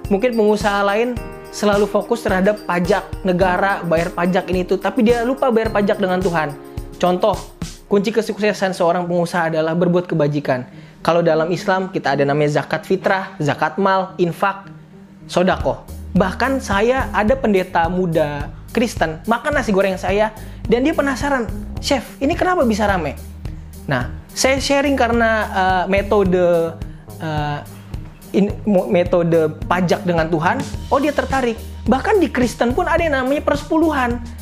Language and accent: Indonesian; Slipi, Jakarta, Indonesia; sedangkan nih saya warga asli Sleepy